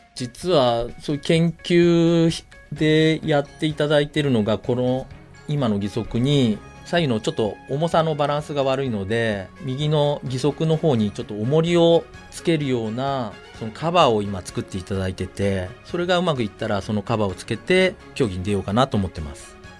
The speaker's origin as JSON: {"language": "Japanese", "region": "Tokyo", "country": "Japan", "tie": "born or raised there", "said": "自分は東京"}